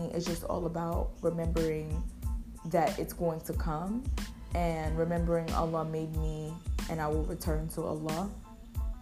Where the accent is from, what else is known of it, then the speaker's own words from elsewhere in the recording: United States; I'm from America